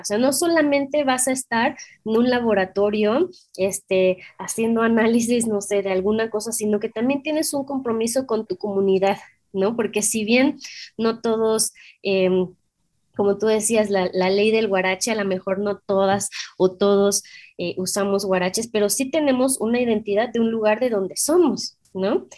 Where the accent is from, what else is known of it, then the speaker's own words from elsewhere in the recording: Mexico; somos mexicanas